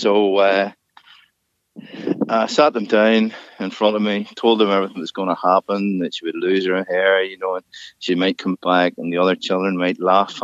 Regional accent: Larne, Northern Ireland, United Kingdom; also born or lived in Ballygally; originally Larne

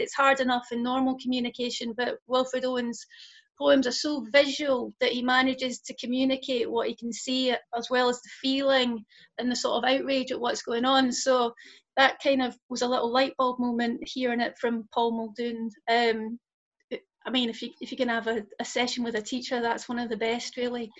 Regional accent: Scotland, United Kingdom; also born or lived in London / Bristol; now in Lancaster, United Kingdom; I'm originally from Scotland, but um, I've lived in London and Bristol, and now I'm up in Lancaster

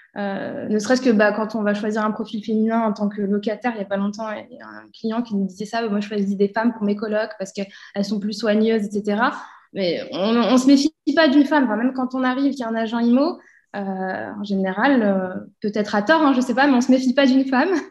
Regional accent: Bourg-en-Bresse, Auvergne-Rhône-Alpes, France; moved away as an adult; also born or lived in Lyon, France; now in Dubai, United Arab Emirates; à la base, je suis de l'Ain, euh, de Bourg-en-Bresse, et je suis allée sur Lyon pour faire mes études

